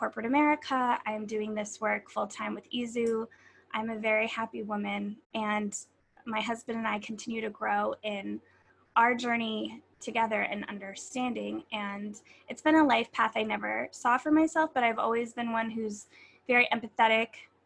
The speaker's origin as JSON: {"language": "English", "region": "Pennsylvania", "country": "United States", "tie": "born or raised there", "moved": "as an adult", "lives_now": "New York, United States", "said": "I grew up in Pennsylvania to a Jewish father and a Catholic mother"}